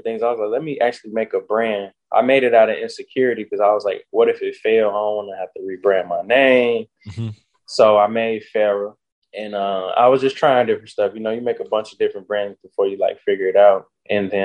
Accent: Chicago, Illinois, United States; also born or lived in Altgeld Gardens, Chicago / Dolton, Illinois; I'm from the South Side, Roseland area. Then I moved closer to the South Suburbs

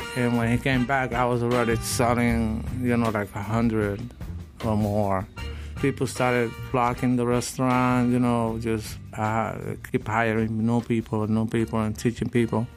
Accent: Puerto Rico; now in Chicago, United States; I'm a hillbilly from Puerto Rico. I'm from the mountains, and that's what we are.

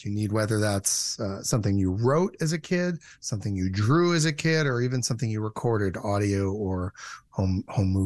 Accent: Michigan, United States; moved away; also born or lived in California; I'm from Michigan and I was living in California and I went home to Michigan

